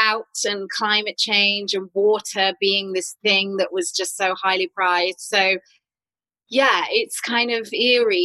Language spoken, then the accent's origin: English; United Kingdom; growing up on Jane Austen adaptations and Dickens adaptations at home in the UK